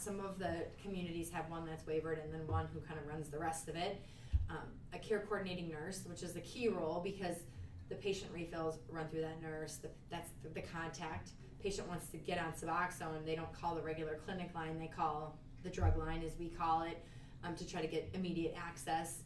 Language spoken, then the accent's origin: English; Minneapolis, Minnesota, United States; also born or lived in Sioux Falls, South Dakota / Little Falls, Minnesota; I am from Minnesota, but I grew up in the Twin Cities